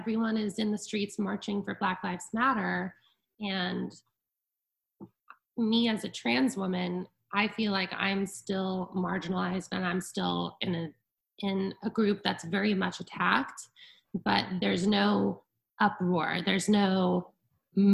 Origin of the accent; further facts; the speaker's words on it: Connecticut, United States; moved away as an adult; I grew up in a very sheltered community in Connecticut, a very small town